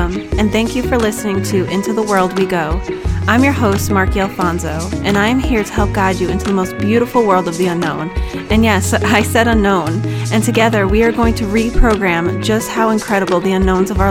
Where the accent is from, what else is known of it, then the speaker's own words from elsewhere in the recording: Long Island, New York, United States; moved away as an adult; also born or lived in Ohio / New Hampshire; now in Nevada, United States; my husband and I, originally, we are from Long Island, New York, and we have kind of moved all over the place pretty much since 2013.